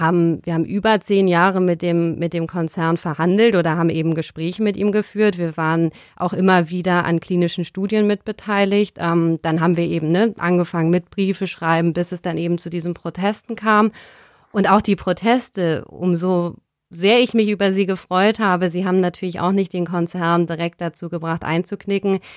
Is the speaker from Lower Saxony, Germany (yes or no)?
no; Berlin, Germany; bin ich in Berlin aufgewachsen